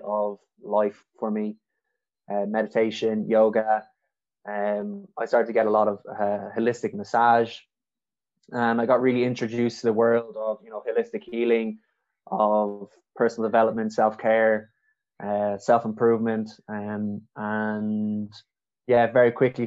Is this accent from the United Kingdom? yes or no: no; Dublin, Leinster, Ireland; I'm originally from Dublin